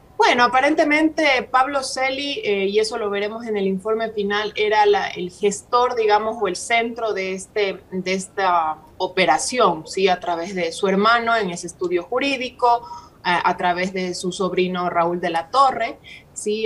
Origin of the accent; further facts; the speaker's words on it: Ecuador; nosotros como ecuatorianos